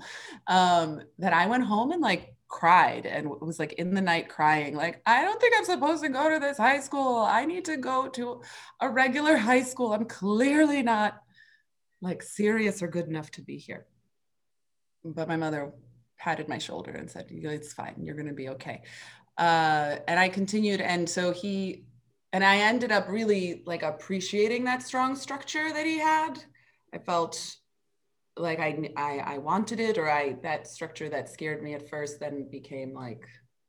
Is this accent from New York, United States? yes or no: yes; New York City, New York, United States; the Henry Street Settlement in the Lower East Side where I grew up here in New York